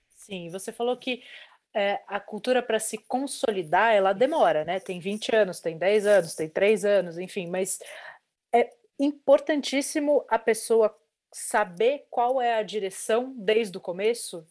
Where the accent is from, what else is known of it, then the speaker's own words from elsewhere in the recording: Brazil; eu sou brasileira